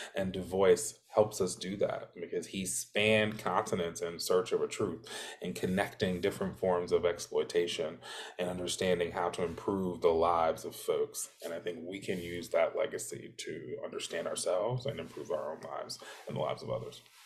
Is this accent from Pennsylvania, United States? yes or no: no; Alabama, United States; moved away; I'm from Alabama originally